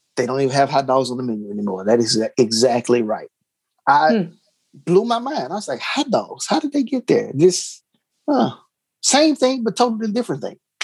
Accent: Texas, United States; moved away; I'm being from Texas

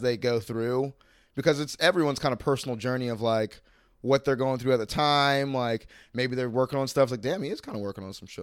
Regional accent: Mandarin, Florida, United States; growing up in Mandarin

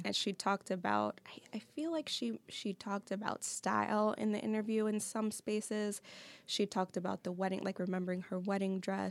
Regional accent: New York, United States; moved away as an adult; now in Detroit, United States; I'm from New York

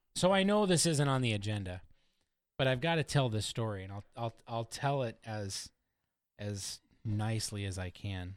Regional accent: Oregon, United States; moved away as an adult; also born or lived in Indiana; I was from Oregon, and I was stationed in Indiana

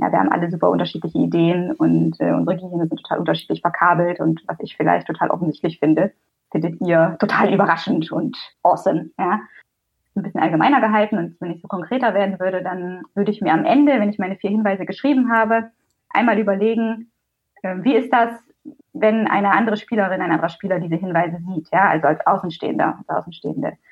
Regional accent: Teutoburg Forest, Germany; eine klassische Kleinstadt in Jörgs und meiner Heimat im Teutoburger Wald

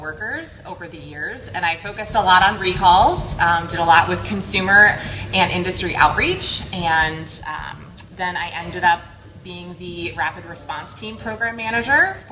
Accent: New York, United States; moved away as an adult; now in Atlanta, United States; I'm originally from New York. Now I live outside of Atlanta.

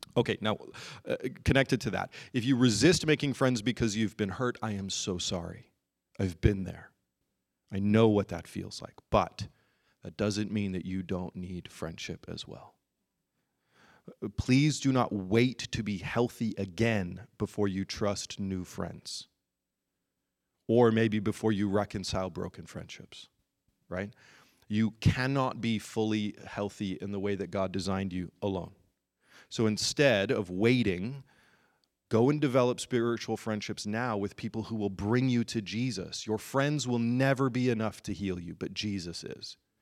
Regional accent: United Kingdom; I'm British

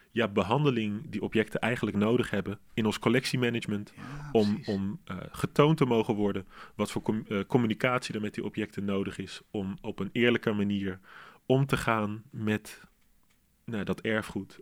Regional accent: Arnhem, Gelderland, Netherlands; Arnhem, waar ik vandaan kom

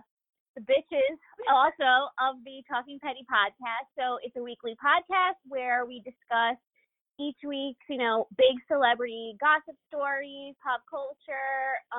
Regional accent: East Coast, United States; Because … and I are cousins, we are from the East Coast

